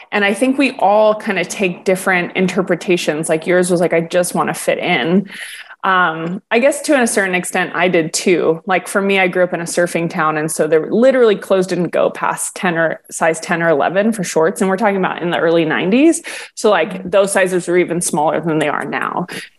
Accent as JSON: {"language": "English", "region": "Hawaii", "country": "United States", "tie": "born or raised there", "said": "I grew up here in Hawaii. So, like, Polynesian women are larger women."}